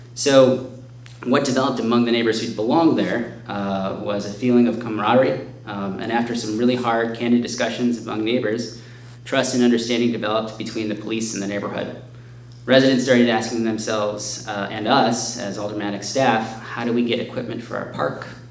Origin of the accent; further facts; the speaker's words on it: Chicago, Illinois, United States; my hometown